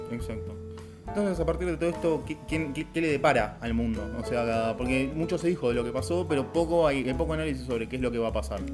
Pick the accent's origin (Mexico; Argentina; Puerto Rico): Argentina